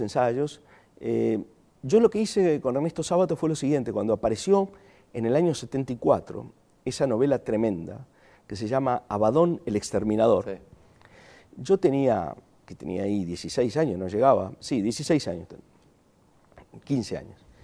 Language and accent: Spanish; Argentina; accent: Argentine; moved away as an adult; also born or lived in Chile / Germany / Spain / Buenos Aires; hace 35 años que no ejerzo de argentino ¿eh? en mi ciudad natal y ejerzo argentino en otros lugares donde todo el mundo dice que me queda el tono